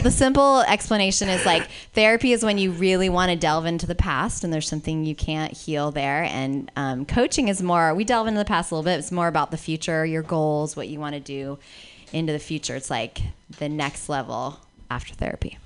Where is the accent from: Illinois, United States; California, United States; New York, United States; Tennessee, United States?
California, United States; San Francisco; I grew up in San Francisco